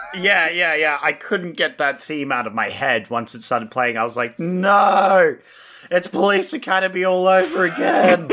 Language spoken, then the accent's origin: English; Australia; We're Australian